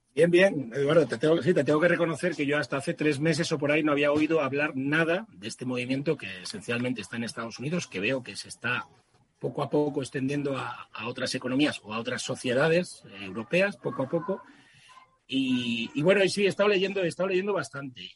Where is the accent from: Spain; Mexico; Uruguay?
Spain; southern Extremadura; moved away; also born or lived in Madrid; mi ciudad, mi pueblo del sur de Extremadura, donde tengo la mayor parte de mi familia